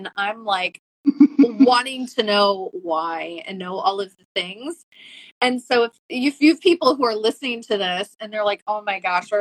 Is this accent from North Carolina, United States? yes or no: no; Iowa, United States; I grew up in Iowa